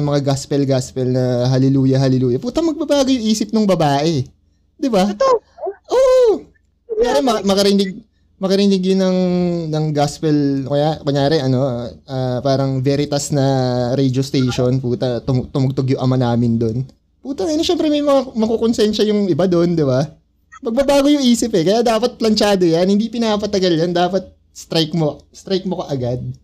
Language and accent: Tagalog; Las Piñas, Metro Manila, Philippines; taga Las Piñas ako.